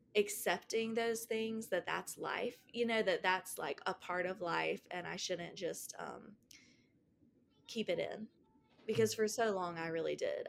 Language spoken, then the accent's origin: English; Greenville, South Carolina, United States; also born or lived in Asheville, North Carolina; we moved from Asheville, North Carolina to Greenville, South Carolina.